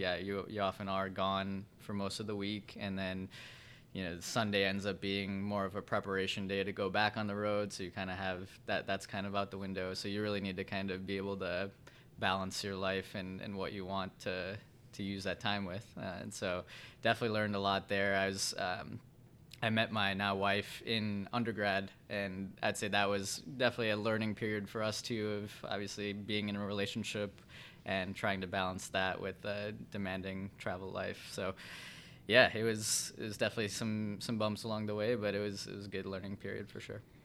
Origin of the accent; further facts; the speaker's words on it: Vernon Hills, Illinois, United States; also born or lived in Evanston, Illinois / Chicago, Illinois; I grew up in Vernon Hills up north, about an hour north of Chicago here.